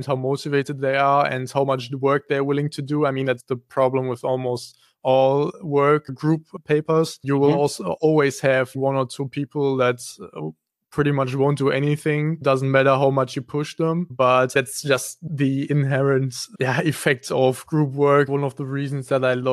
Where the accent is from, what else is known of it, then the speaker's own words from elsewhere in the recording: Kleve, North Rhine-Westphalia, Germany; I actually come from Kleve. So I went to school here and I grew up in Kleve.